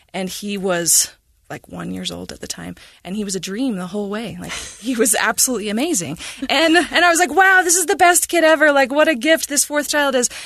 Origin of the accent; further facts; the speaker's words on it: Cache Valley, Utah, United States; I was born in Cache Valley, and, um, we moved around a bit, and as my dad, uh, rejoined the Army. And so when I was seven, we ended up back in Cache Valley, and, um, I went to school there